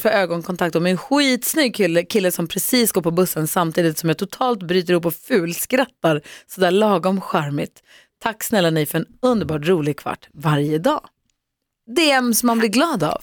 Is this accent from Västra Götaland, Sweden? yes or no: no; Luleå, Norrbotten County, Sweden; jag är uppvuxen i Luleå